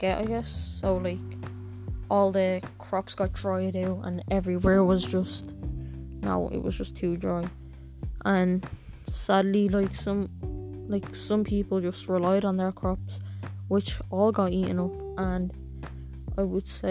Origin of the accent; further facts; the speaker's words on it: Ireland; I'm Irish